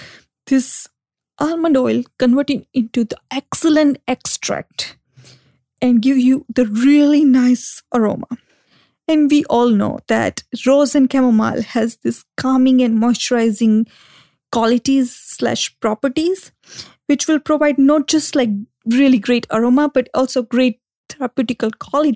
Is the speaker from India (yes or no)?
yes; India